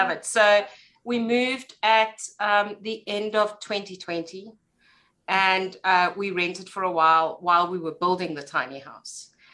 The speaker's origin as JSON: {"language": "English", "country": "South Africa", "accent": "South African", "said": "as you can tell by my accent, I live in South Africa"}